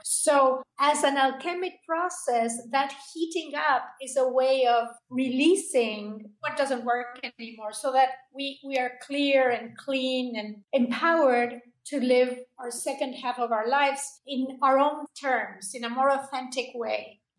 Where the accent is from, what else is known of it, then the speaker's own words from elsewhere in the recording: Buenos Aires, Argentina; moved away as an adult; also born or lived in Los Angeles, United States; now in United States; I emigrated into the United States from Argentina. I was born in Buenos Aires